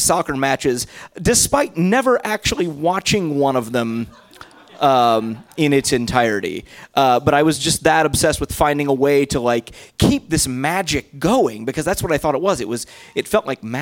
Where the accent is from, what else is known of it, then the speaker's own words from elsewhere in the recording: Indiana, United States; I grew up in Indiana